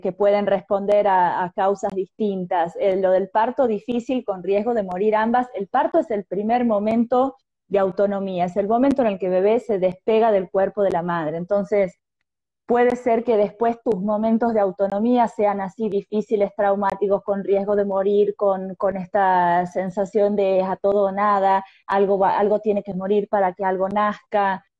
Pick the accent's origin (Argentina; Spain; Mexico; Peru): Argentina; also born or lived in Tucumán; de Argentina